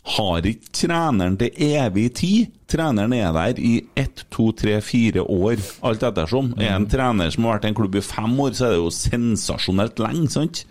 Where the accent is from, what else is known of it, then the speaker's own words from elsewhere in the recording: Trøndelag, Norway; vi er jo trøndere